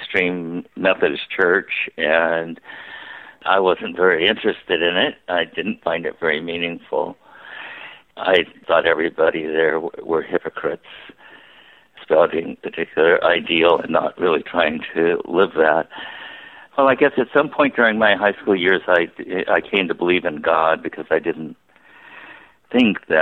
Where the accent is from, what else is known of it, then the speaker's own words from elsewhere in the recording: California, United States; also born or lived in San Luis Obispo, California / Bay Area, California; I grew up in California. You know, my father had a job that took him around the state, and so we moved a number of times. So, you know, I spent a lot of time in one place called San Luis Obispo until I was about 12. And then after that, we moved up to the Bay Area